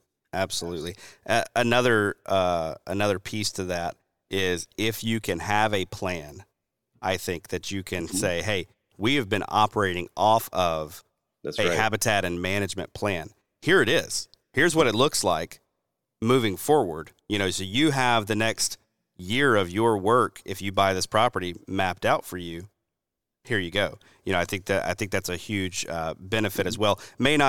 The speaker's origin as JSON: {"language": "English", "region": "the South", "country": "United States", "said": "And this is especially speaking as a Southerner, I'm looking out at the sea of pines, right, that we've got down here."}